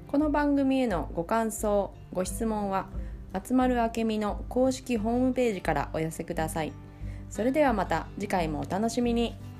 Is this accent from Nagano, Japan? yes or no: no; Hiroshima, Japan; accent: Hiroshima dialect; 私も広島、あ、広島県生まれ、広島県育ち